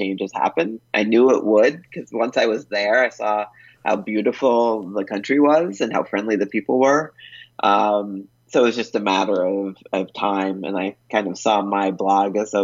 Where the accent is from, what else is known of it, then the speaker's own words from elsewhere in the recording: United States; moved away as an adult; also born or lived in Colombia; an American living as an expat in Colombia